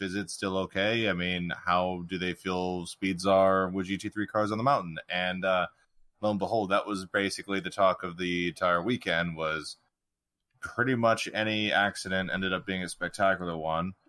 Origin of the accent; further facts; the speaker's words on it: United States; as an American